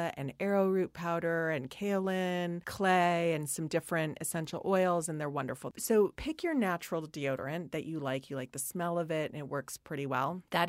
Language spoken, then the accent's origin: English; Hawaii, United States; growing up in Hawaii, we were putting on the suntan oil